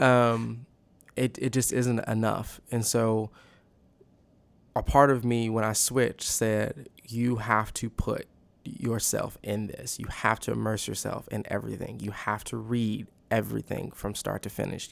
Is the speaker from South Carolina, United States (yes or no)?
no; The Woodlands, Texas, United States; moved away as an adult; now in Waco, United States; I am from the Woodlands, Texas